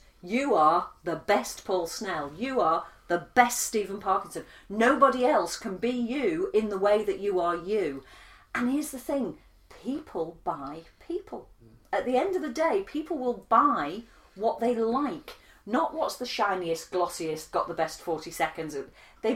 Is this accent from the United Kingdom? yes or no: yes; United Kingdom; I'm British